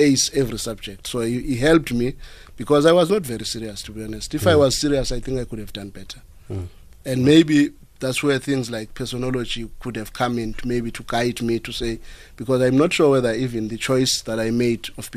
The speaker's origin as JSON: {"language": "English", "country": "South Africa", "said": "my fellow South Africans"}